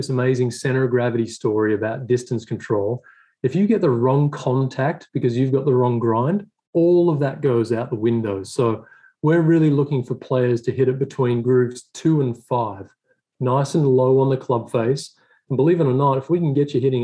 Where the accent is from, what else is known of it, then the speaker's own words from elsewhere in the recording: Swan Hill, Victoria, Australia; moved away as an adult; also born or lived in Melbourne / Murray Downs, New South Wales; now in United States; I grew up in Melbourne, I grew up in Swan Hill, actually, in Murray Downs